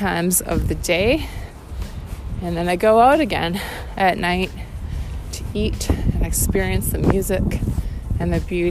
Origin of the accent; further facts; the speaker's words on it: Winnipeg, Manitoba, Canada; being Canadian and being from the prairies and from Winnipeg and from my family